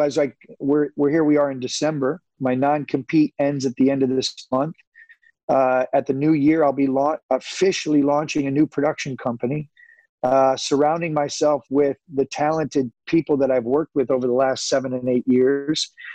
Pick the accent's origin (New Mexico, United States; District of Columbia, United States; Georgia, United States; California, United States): California, United States; Santa Rosa; I'm a kid from Santa Rosa